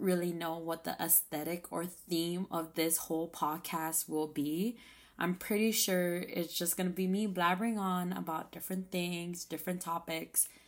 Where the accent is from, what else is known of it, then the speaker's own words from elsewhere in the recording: Saipan, Northern Mariana Islands; moved away as an adult; I just moved back to my hometown of Saipan.